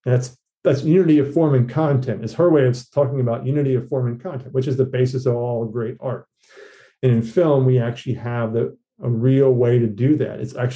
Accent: the South, United States; But as a Southerner, Flannery, just her works penetrated me

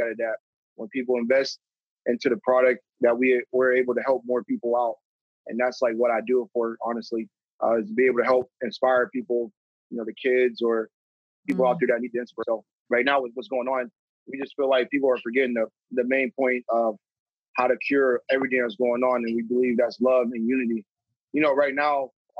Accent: Youngstown, Ohio, United States; also born or lived in Poland, Ohio; I was born in Youngstown. Youngstown is the main city here. And my mom said around fourth grade that we need to move to a suburb

